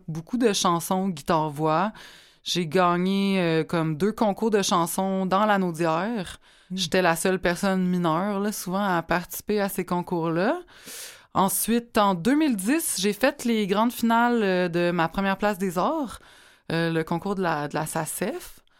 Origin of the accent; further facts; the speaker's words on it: Repentigny, Quebec, Canada; je viens de Repentigny